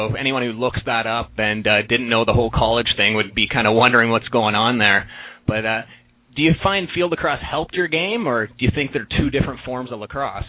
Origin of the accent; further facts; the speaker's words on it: Peterborough, Ontario, Canada; So I grew up in Peterborough